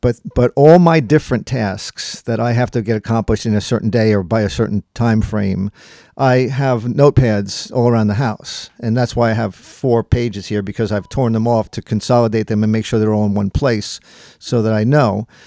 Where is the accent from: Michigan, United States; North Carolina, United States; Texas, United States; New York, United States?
New York, United States; Long Island; now in Gettysburg, United States; I was born and raised on Long Island, New York, and we have been living in Gettysburg for, uh, since nineteen eighty-seven